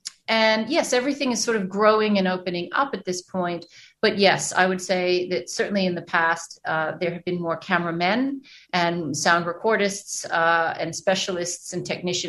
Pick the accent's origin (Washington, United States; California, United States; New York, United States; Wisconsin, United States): New York, United States; now in Australia; And I did grow up in New York, but I have been able to travel an awful lot